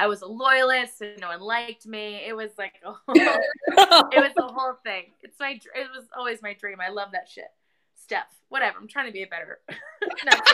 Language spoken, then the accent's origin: English; Minnesota, United States; moved away; also born or lived in Boston; I'm from Minnesota